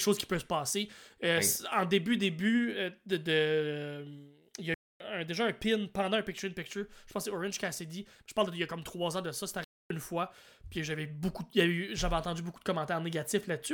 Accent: New Brunswick, Canada; Je viens du Nouveau-Brunswick

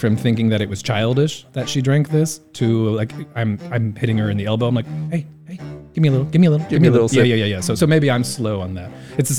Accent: Indiana, United States; now in Taiwan; I love my hometown in Indiana, but like, it's just flat.

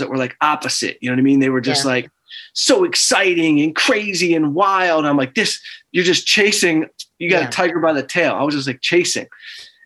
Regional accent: Detroit, Michigan, United States; moved away as an adult; now in Los Angeles, United States; We're both from Detroit

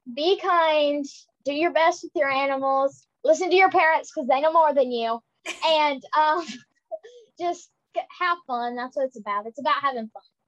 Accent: Marble, Mississippi, United States; I'm from Marble, Mississippi, and I am 11 years old

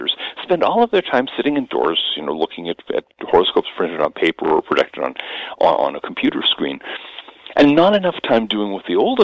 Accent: Seattle, Washington, United States; now in Rhode Island, United States; born and raised in the Seattle suburbs

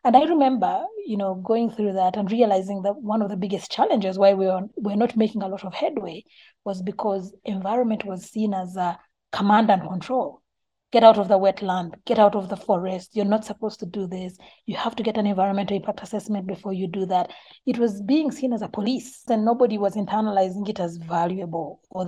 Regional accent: Uganda; I was born in Uganda

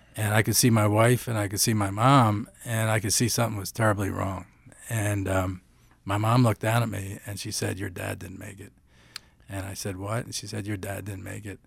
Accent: Philadelphia, Pennsylvania, United States; moved away; I'm from Philadelphia originally

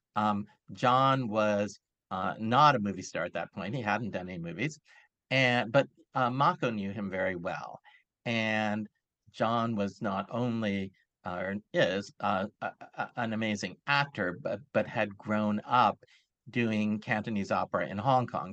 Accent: Los Angeles, California, United States; I'm originally from Los Angeles, and I was home

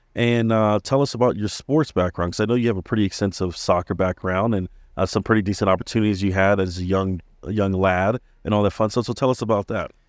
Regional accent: Maryland, United States; moved away; having friends growing up in Maryland and even here

